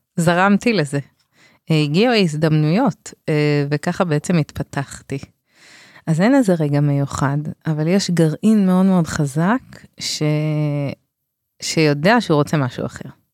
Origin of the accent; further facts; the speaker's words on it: Bnei Brak, Tel Aviv District, Israel; במקום שגדלתי בבני ברק